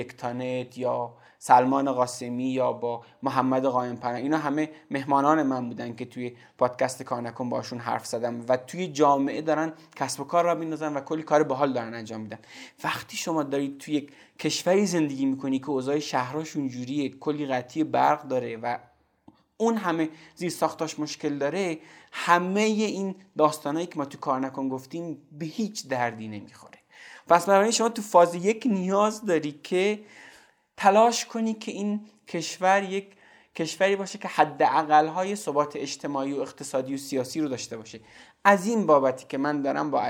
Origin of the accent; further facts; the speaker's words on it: Zabol, Sistan and Baluchestan, Iran; born there; من توی زابل به دنیا اومدم